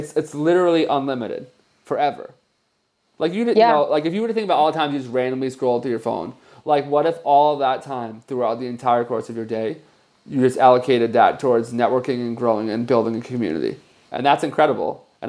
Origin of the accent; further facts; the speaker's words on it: New Jersey, United States; Oh, I'm from New Jersey too.